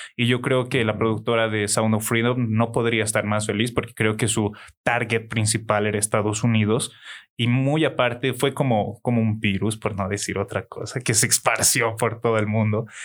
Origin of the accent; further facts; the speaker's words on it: Bolivia; como buen boliviano